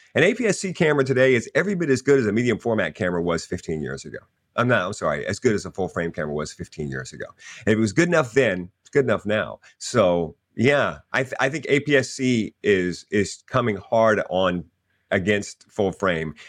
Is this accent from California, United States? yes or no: no; Louisiana, United States; I'm a Cajun because I grew up in Louisiana